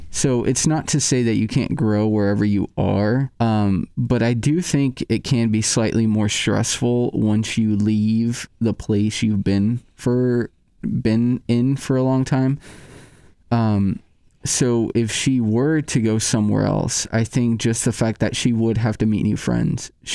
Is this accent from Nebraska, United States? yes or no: yes; Nebraska, United States; moved away as an adult; now in Iowa, United States; I'm from Nebraska, next door.